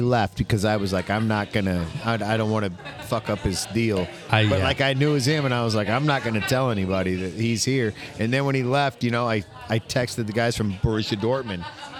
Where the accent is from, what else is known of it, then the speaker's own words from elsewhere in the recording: Kansas City, Missouri, United States; now in St. Louis, United States; I grew up in Kansas City